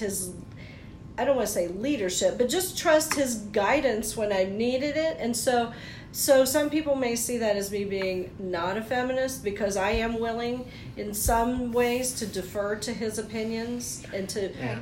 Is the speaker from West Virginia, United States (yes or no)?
yes; West Virginia, United States; I grew up in West Virginia, you know, with very little advantages